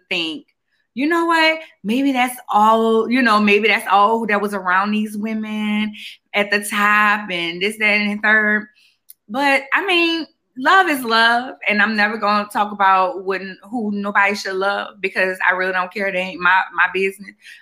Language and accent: English; New Orleans, Louisiana, United States; I'm from New Orleans